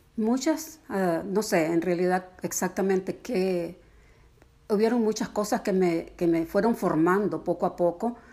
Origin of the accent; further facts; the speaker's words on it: Nicaragua; moved away as an adult; llegamos de Nicaragua en 1979, salimos sencillamente porque la vida se hizo imposible allá